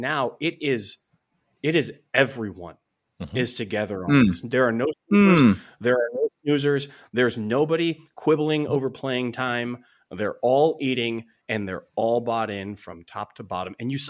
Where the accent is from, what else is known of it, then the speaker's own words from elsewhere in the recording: West Coast, United States; I grew up on the West Coast, and I watched the greatest route runner in the history of the NFL.